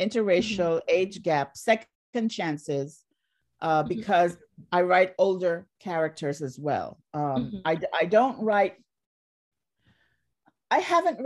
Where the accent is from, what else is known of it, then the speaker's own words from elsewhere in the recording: Barbados; moved away; also born or lived in Jamaica; I grew up in Barbados